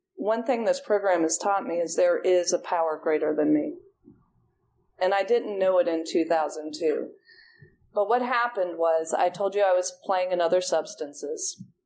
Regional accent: Ohio, United States; moved away as an adult; also born or lived in Auburn, Alabama, United States; now in Atlanta, United States; I'm from Ohio. So I went to Auburn University, and that was a long way from home.

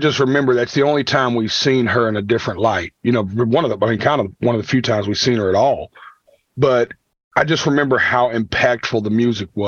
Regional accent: Nashville, Tennessee, United States; I'm from Nashville, Tennessee.

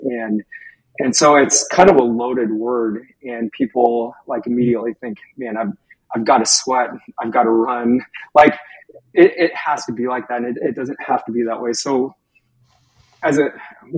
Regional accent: Skagit Valley, Washington, United States; I grew up in Skagit Valley

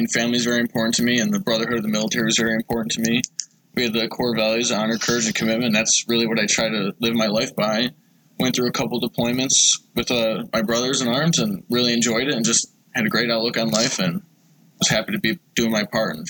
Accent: Grand Island, New York, United States; I'm a Grand Island guy. I grew up here in Western New York, was born and raised... families from here and come from a big military family.

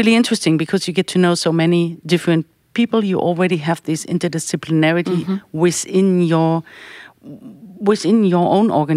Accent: Berlin, Germany; I grew up in Berlin

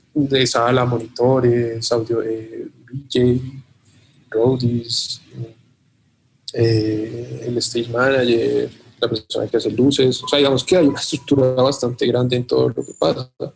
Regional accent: Colombia; sentimos que ya nuestro país está, controlado de algún modo

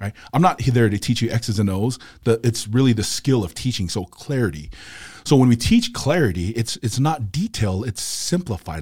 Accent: Salt Lake City, Utah, United States; born, raised here in Salt Lake City, Utah

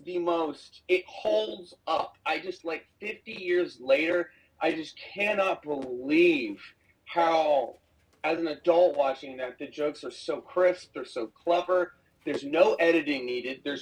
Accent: Alabama, United States; as a kid growing up in Alabama

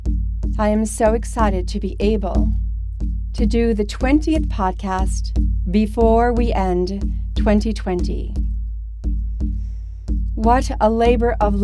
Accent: Mystic, Connecticut, United States; my hometown nearby, Mystic

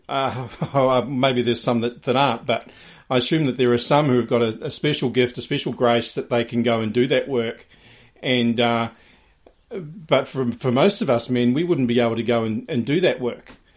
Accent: New Zealand; growing up in New Zealand.

